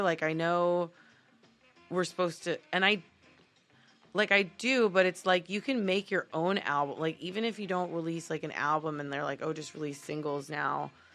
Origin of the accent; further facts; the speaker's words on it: Miami, Florida, United States; now in Los Angeles, United States; I am originally from Miami, Florida